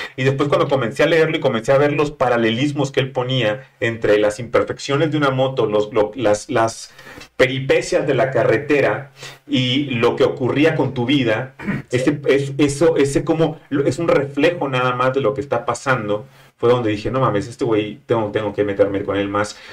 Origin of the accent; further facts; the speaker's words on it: Monterrey, Nuevo León, Mexico; moved away as an adult; now in Mexico City, Mexico; soy regio, estaba en Monterrey